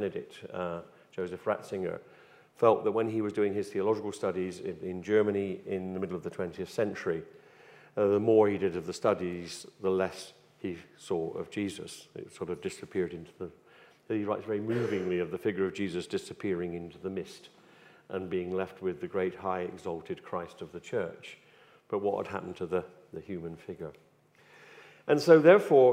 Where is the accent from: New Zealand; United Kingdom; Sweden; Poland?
United Kingdom; West Country, South West England; accent: West Country; As you can tell from my accent, I come from the West Country, and from where my parents' home was, there was a place where the trawlers would come up